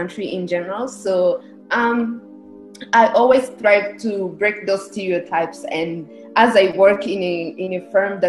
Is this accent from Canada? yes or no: no; Rwanda; I was born and raised in Rwanda